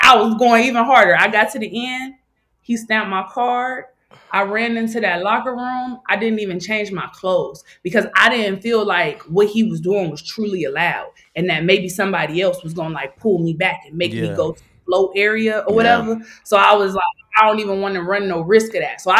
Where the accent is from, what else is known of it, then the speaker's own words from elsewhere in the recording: Youngstown, Ohio, United States; moved away as an adult; also born or lived in Virginia; now in Chicago, United States; I had lived in Youngstown my whole life